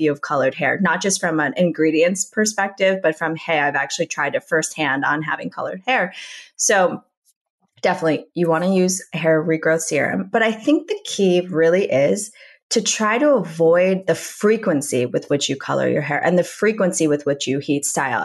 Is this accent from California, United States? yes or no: no; Minnesota, United States; moved away as an adult; also born or lived in New York City; now in Los Angeles, United States; I grew up in Minnesota